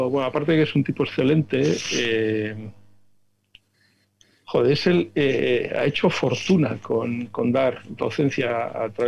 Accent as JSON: {"language": "Spanish", "town": "Salamanca", "region": "Castile and León", "country": "Spain", "moved": "yes", "lives_now": "Bilbao, Spain", "said": "yo no soy de Bilbao, yo soy de Salamanca."}